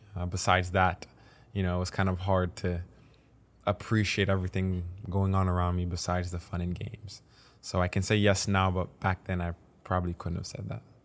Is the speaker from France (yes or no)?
yes; Paris, Île-de-France, France; moved away; also born or lived in Caen; I moved back home from Caen, back to Paris with my family